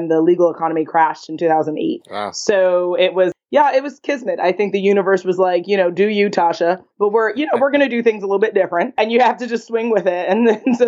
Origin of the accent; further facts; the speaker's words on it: New York City, New York, United States; I'm born and raised in Manhattan, nice. New York. I'm proud of being a New Yorker